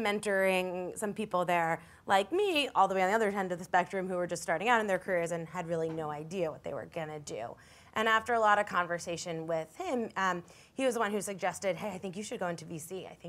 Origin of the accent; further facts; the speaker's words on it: New York City, New York, United States; also born or lived in San Francisco; I grew up here in New York City and wanted to be a journalist and pursued that through school and after school. And it brought me out to San Francisco eventually